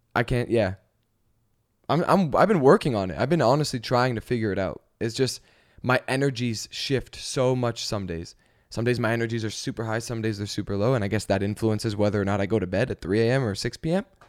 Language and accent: English; Canada; now in Los Angeles, United States; we're from Canada.